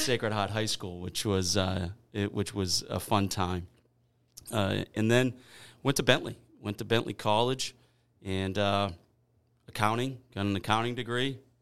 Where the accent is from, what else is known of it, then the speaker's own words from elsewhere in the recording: Weymouth, Massachusetts, United States; I grew up in North Weymouth